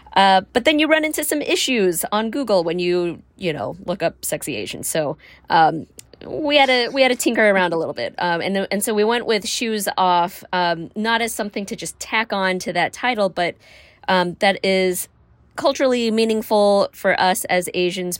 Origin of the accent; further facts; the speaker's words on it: Alabama, United States; I grew up in Alabama